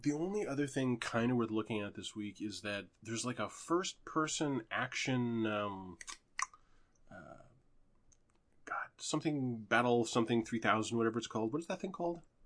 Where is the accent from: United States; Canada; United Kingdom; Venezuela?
Canada; as a Canadian